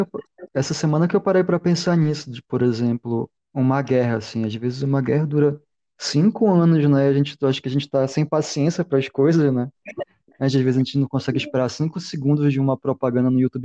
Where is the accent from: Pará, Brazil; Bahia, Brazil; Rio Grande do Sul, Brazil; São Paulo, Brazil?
Pará, Brazil; Belém; also born or lived in Manaus; Eu sou, sou de Belém, morei em Manaus, mas sou de Belém